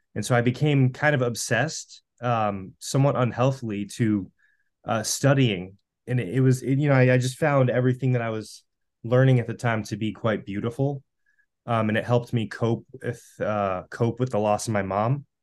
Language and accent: English; Western Massachusetts, United States; I'm from Western Massachusetts, too.